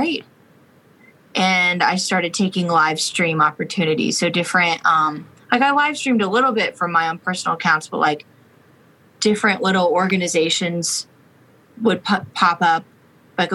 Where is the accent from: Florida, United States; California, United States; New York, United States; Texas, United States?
Florida, United States; now in Nashville, United States; Publix started in my hometown.